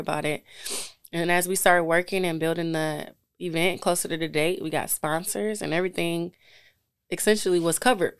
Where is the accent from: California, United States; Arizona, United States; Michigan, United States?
Michigan, United States; Detroit; I'm from Detroit